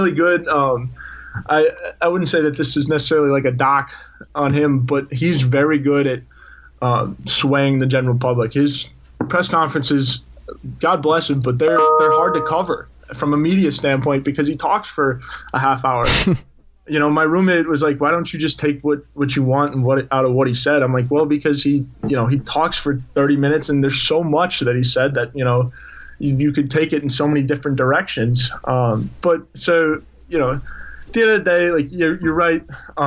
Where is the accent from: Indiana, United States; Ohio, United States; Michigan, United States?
Indiana, United States; South Bend; now in South Carolina, United States; I'm originally from South Bend, Indiana